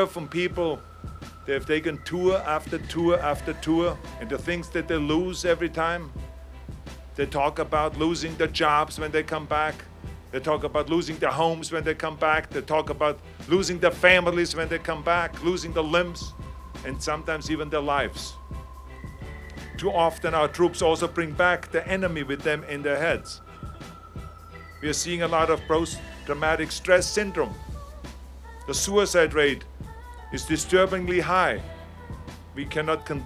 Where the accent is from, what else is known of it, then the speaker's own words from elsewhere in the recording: Austria; moved away as an adult; now in United States; when I grew up in Austria, we grew up after the Second World War